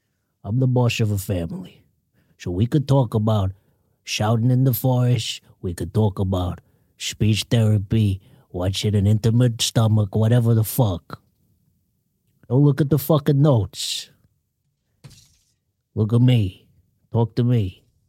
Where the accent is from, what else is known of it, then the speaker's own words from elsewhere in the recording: Jersey; When I was growing up in Jersey, we used to get hit with bats.